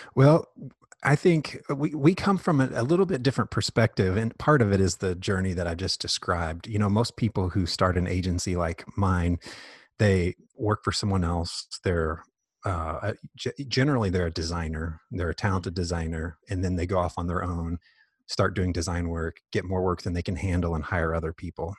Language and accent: English; Indianapolis, Indiana, United States; moved away as an adult; also born or lived in Dallas, Texas; now in Lexington, United States; I grew up mainly in Indianapolis